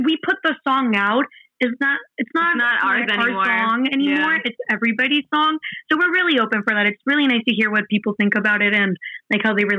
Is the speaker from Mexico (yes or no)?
yes; Mexico; English is a second language; we're from Mexico, right? And we live in Mexico. We went 3 months to New Jersey. That has been our longest time away from home.